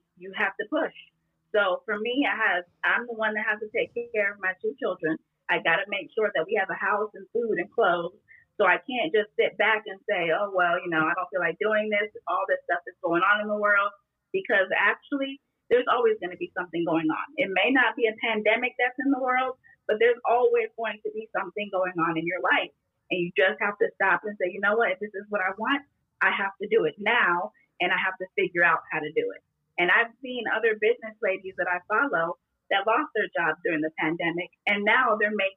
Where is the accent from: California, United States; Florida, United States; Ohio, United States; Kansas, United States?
Florida, United States; Miami; moved away; I was born in Miami, so I have a very Latin Caribbean type of flair